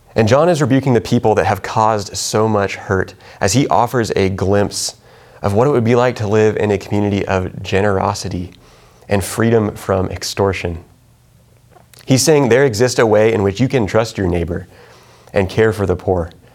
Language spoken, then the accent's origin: English; Kansas, United States; moved away; I'm from Kansas